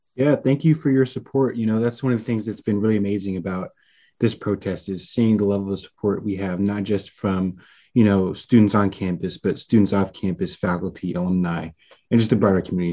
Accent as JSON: {"language": "English", "area": "Bay Area", "region": "California", "country": "United States", "moved": "yes", "lives_now": "Washington, D.C., United States", "said": "I'm a 22 year old senior legal communications major from Bay Area, California"}